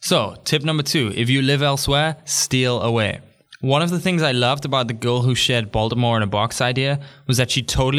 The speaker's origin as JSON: {"language": "English", "town": "Newcastle", "region": "North East England", "country": "United Kingdom", "tie": "born there", "also_born_or_lived": "Africa / Thailand", "said": "I was born in Newcastle, even if people don't believe it based on my accent. Born in Newcastle, me like. I have lived in Africa for 5 years."}